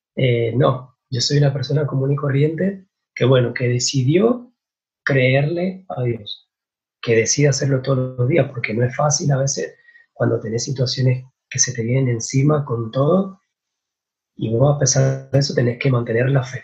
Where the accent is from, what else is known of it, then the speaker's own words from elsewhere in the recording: San Martín, Mendoza, Argentina; soy de San Martín Mendoza